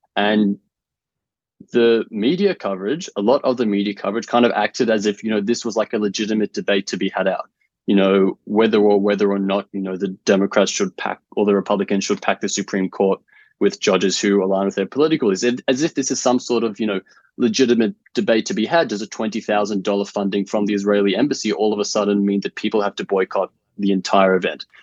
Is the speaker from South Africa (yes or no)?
no; Australia